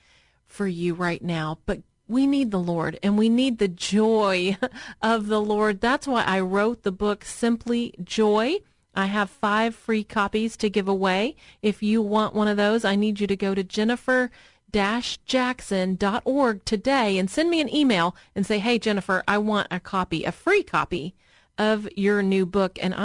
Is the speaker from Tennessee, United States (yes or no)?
yes; Murfreesboro, Tennessee, United States; I grew up in Murfreesboro, Tennessee, but it's that area of Middle Tennessee